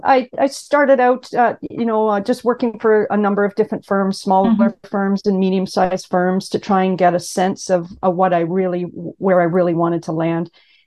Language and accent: English; Ottawa, Ontario, Canada; now in Toronto, Canada; I grew up in Ottawa, Canada.